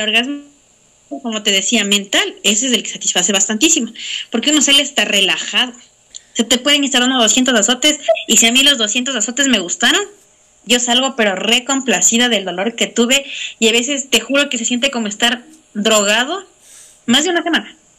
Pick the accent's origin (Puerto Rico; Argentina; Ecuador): Ecuador; como ecuatorianos